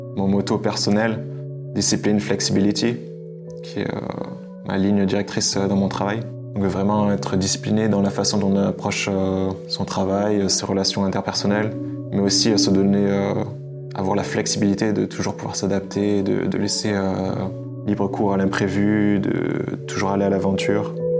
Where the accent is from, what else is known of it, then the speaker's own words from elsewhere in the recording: France; moved away as an adult; now in Budapest, Hungary; Je suis un Français d'origine